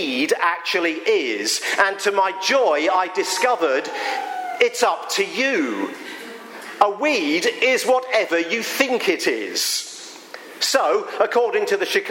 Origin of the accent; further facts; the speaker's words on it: England, United Kingdom; now in Pennsylvania, United States; I am an Englishman